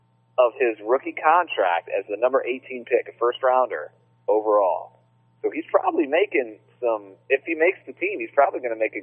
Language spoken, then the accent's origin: English; Virginia, United States; For three of us who are from Virginia